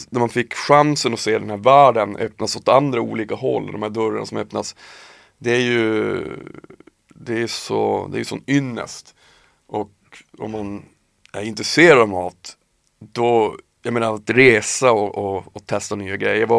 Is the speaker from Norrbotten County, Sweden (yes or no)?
yes; Piteå, Norrbotten County, Sweden; moved away as an adult; now in Stockholm, Sweden; jag flyttade från Piteå när jag var 19 ja. hit till Stockholm.